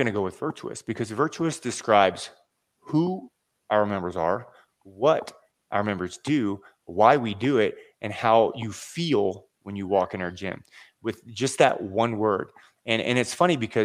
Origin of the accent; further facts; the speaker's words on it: Seven Cities area of Virginia, United States; I'm from the Seven Cities area of Virginia.